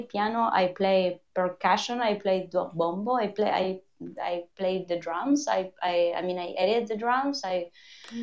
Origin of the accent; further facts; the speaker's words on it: Argentina; moved away; it's the first time in 21 years that I spent a year in Buenos Aires. I was like, I'm Argentinian, like fully Argentinian again. So sorry about my accent.